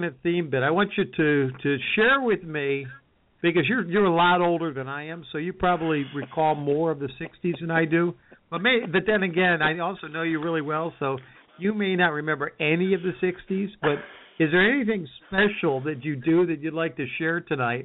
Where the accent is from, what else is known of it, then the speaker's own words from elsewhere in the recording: Herkimer, New York, United States; when I grew up in Herkimer, we had Angelo's Sunoco Station